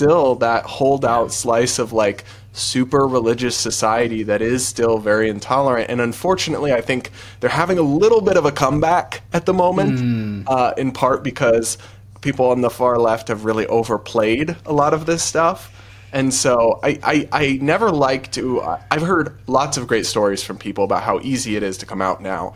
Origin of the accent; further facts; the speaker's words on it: New England, United States; I grew up in New England